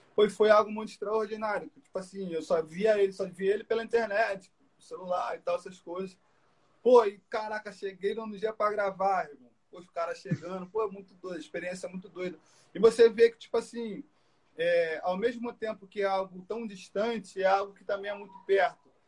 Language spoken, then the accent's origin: Portuguese; Brazil; also born or lived in France; chegar no Brasil foi algo, pô, minha terra, meu lugar